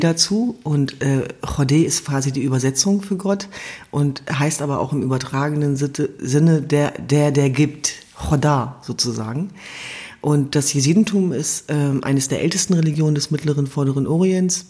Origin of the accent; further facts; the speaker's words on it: Germany; in meiner Heimat Deutschland